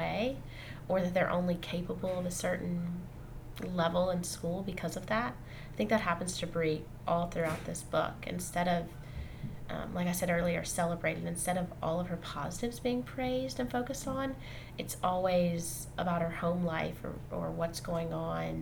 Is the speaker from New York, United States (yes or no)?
no; Jackson, Mississippi, United States; moved away as an adult; now in Vermont, United States; I grew up in Mississippi, and the high school I went to was about 50% black and 50% white